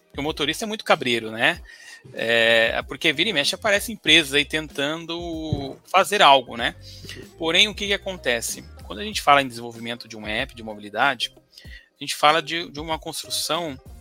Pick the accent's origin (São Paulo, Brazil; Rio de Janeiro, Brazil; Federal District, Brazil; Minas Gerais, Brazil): São Paulo, Brazil; Ourinhos; moved away; eu vim de Ourinhos, perto de Marília, Bauru, Assis, morava ali é. naquela região.